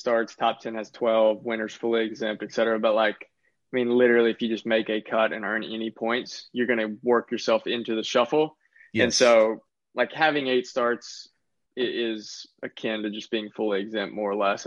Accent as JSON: {"language": "English", "town": "Lake City", "region": "Florida", "country": "United States", "said": "My family's pretty far north. We're only, Lake City's only like 40 miles from the Georgia line"}